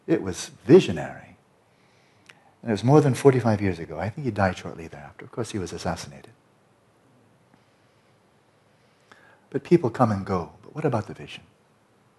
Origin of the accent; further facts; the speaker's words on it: United States; I'm speaking as an American